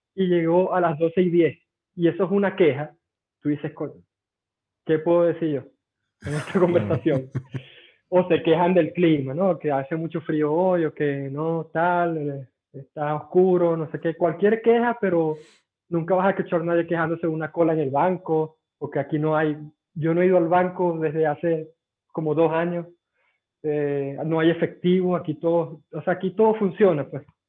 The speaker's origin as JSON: {"language": "Spanish", "country": "Venezuela", "moved": "as an adult", "lives_now": "Lahti, Finland", "said": "¿tú eres venezolano? yo, sí."}